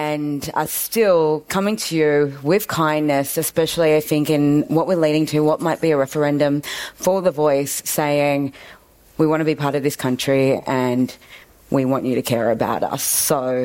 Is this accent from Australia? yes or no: yes; Sydney, New South Wales, Australia; I grew up in Darug Land in Western Sydney